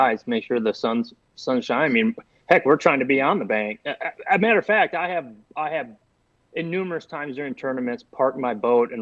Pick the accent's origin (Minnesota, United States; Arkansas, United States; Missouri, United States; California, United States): Minnesota, United States; I grew up fishing those on Lake Minnetonka